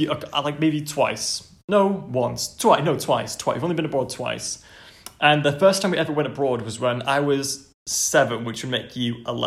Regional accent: England, United Kingdom; we're both English

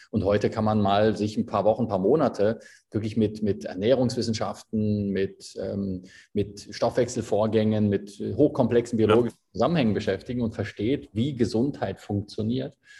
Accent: Berlin, Germany; moved away as an adult; also born or lived in Dubai; now in Switzerland; Ich bin gebürtiger Berliner, bin äh, vor bin jetzt 33, bin vor zehn Jahren in die Schweiz ausgewandert

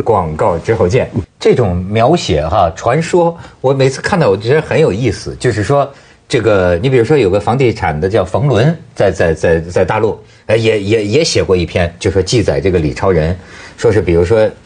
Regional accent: China; 我们大陆人民

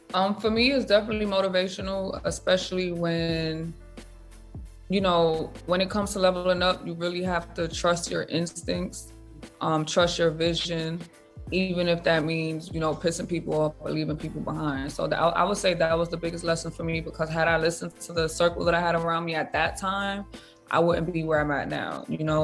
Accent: New York, United States; moved away; I'm from New York

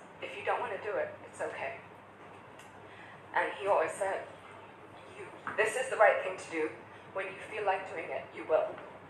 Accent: Pakistan; English is a second language; also born or lived in Kuwait / Oman / Dubai; now in United Kingdom; I'm from Pakistan, but I grew up in Kuwait and Oman and Dubai. And then I moved to London and lived in many different countries, many different cultures.

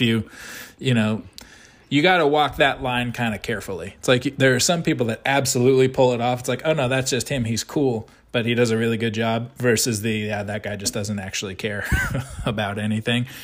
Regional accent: United States; I am an American

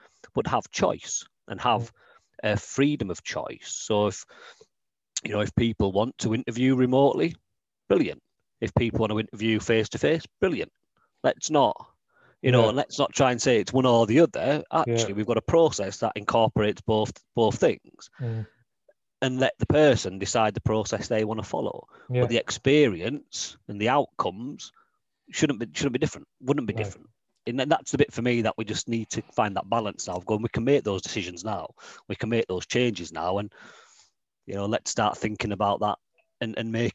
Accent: Leeds, Yorkshire and the Humber, United Kingdom; moved away as an adult; now in Newcastle, United Kingdom; I grew up near Wetherby, in Leeds

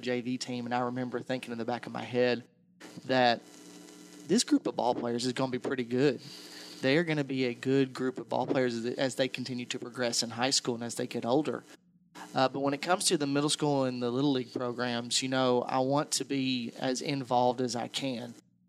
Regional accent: Fredonia, Kentucky, United States; I grew up in Fredonia, just 10 minutes down the road.

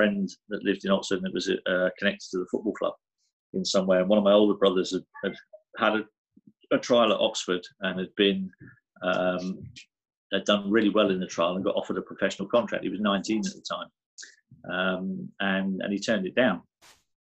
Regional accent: Guernsey; I loved growing up in Guernsey.

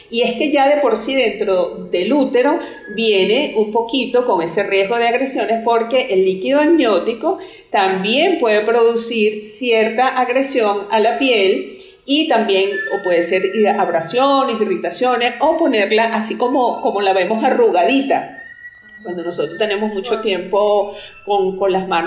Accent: Venezuela; now in Colombia; yo soy venezolana. Actualmente vivo en Colombia

